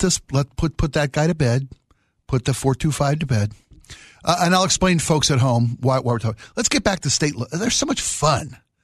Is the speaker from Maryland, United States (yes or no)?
yes; Maryland, United States; Maryland, my home state, the old line state.